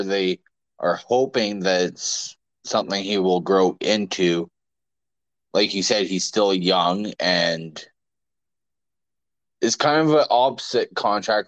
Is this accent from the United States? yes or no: no; Canada; I'm also a Canadian